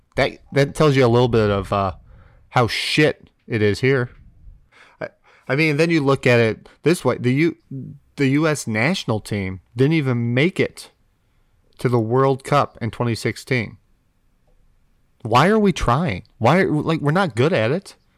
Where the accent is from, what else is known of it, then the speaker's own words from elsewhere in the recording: United States; as an American